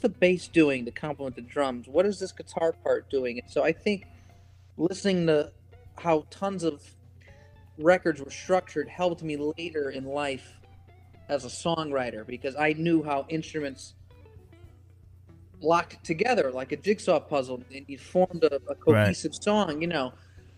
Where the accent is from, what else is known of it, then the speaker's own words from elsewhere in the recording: Connecticut, United States; It was fairly average for the most part, except I had so much music at my disposal because my father was, you know, probably my biggest musical influence.